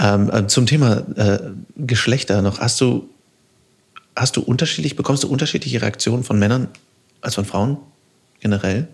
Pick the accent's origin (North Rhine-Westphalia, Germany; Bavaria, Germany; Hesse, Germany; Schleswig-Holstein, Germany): North Rhine-Westphalia, Germany; Düsseldorf; also born or lived in Cologne; ich komme aus Düsseldorf, ich habe lange in Köln gewohnt